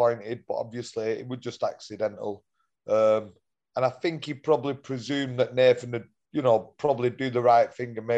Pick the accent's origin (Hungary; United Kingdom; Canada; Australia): United Kingdom; Bolton, North West England; we're from Bolton